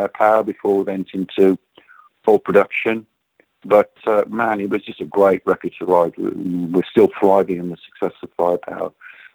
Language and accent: English; West Midlands, United Kingdom; moved away as an adult; now in Phoenix, United States; Being born and raised in the Midlands, the home of heavy metal